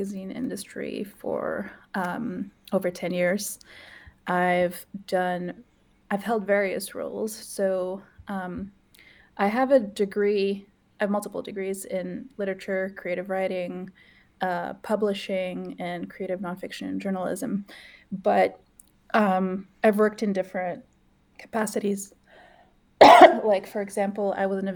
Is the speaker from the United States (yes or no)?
no; Morocco; now in Canada; I grew up in Morocco in Africa